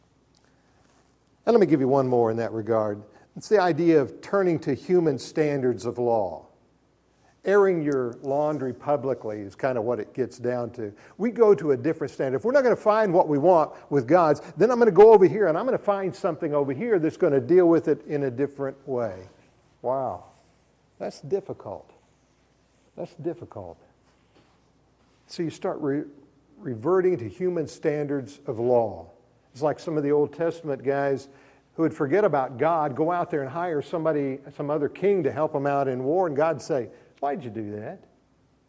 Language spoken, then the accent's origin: English; Oklahoma, United States; also born or lived in Minco, Oklahoma; I grew up in Oklahoma. It's been my home since 1957